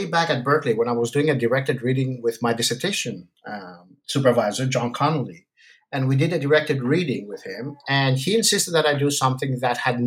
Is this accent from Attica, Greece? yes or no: yes; Athens, Attica, Greece; moved away as an adult; also born or lived in United States; now in Vancouver, Canada; I'm originally Greek from Athens, but I did all my studies in the United States